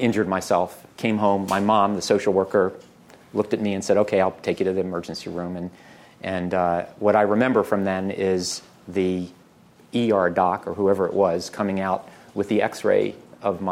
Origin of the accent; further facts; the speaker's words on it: Baltimore, Maryland, United States; I was born in Baltimore